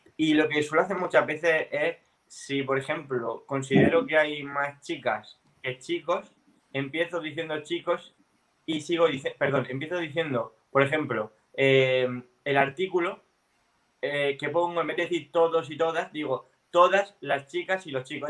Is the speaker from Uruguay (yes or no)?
no; a town in Murcia, Region of Murcia, Spain; aquí en el pueblo, en un pueblo de Murcia